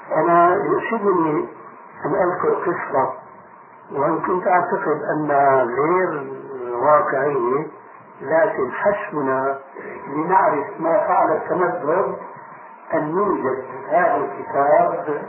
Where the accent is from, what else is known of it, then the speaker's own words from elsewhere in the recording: Damascus, Damascus Governorate, Syria; عندنا في دمشق